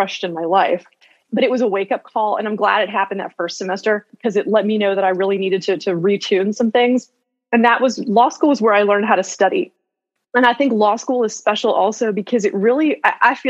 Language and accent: English; Chapel Hill, North Carolina, United States; also born or lived in Greensboro, North Carolina; I am from Chapel Hill, North Carolina, originally, and I work as a criminal defense attorney in Greensboro, North Carolina right now